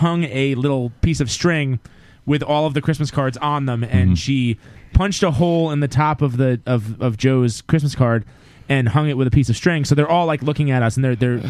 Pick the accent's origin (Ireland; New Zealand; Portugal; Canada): Ireland; We're Irish. This is not going to work.